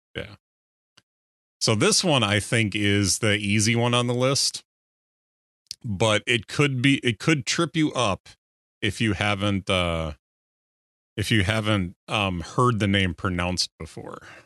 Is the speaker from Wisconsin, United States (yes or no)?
yes; Wisconsin, United States; I grew up in Wisconsin